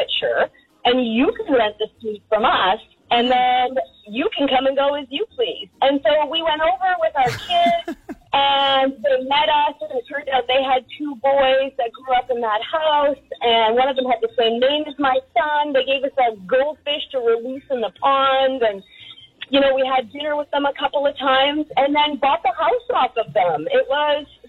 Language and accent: English; Victoria, British Columbia, Canada; So I grew up in Gordon Head